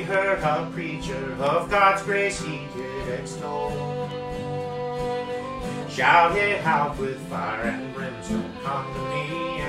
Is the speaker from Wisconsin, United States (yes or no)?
no; Tennessee, United States